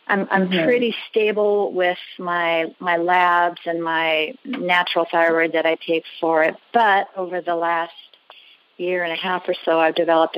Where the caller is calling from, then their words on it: Albany, Oregon, United States; I'm calling from Albany, Oregon.